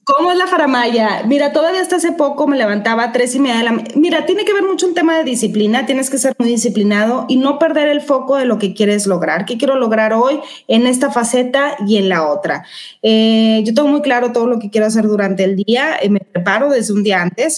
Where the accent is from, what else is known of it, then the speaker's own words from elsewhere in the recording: Mexico; soy mexicana